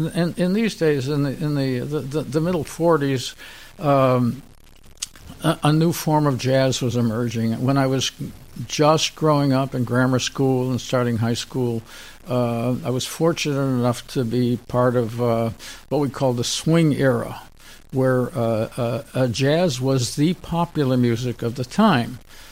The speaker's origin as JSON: {"language": "English", "town": "Chicago", "region": "Illinois", "country": "United States", "tie": "born there", "said": "Well, I was born in Chicago, and my but both parents lived there at the time."}